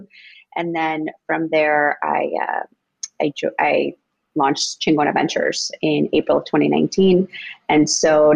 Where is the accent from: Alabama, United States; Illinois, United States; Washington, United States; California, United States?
Illinois, United States; Itasca; born or raised there; English is a second language; also born or lived in Mexico / Rogers Park, Chicago; now in Chicago, United States